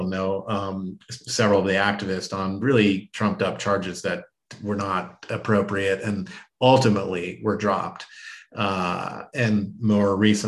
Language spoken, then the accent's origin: English; Denver, Colorado, United States; moved away as an adult; also born or lived in New York area; I grew up in Denver, actually in South Denver, and had been living for most of my adult life in the New York area